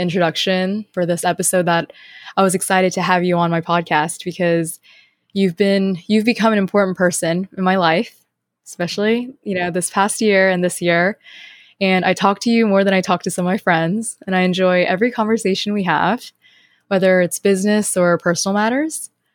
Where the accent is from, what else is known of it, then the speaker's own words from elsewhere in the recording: North Carolina, United States; moved away; where I was raised in North Carolina